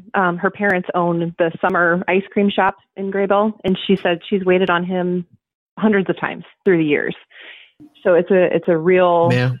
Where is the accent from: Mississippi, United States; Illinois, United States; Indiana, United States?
Indiana, United States; Fort Wayne; I'm actually from Fort Wayne as well.